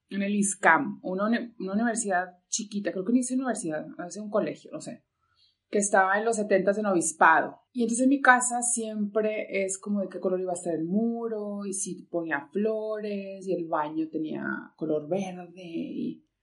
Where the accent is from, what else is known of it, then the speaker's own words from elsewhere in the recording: northern Mexico, Mexico; Entonces, como que cuando entendía eso dije, yo soy súper norteña, o sea.